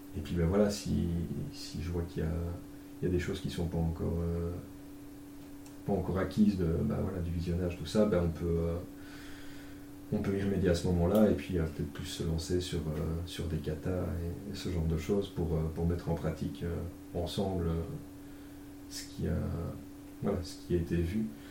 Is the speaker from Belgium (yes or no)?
yes; Belgium; accent: Belgian; pour ceux qui n'auraient pas encore chopé à l'accent, je suis belge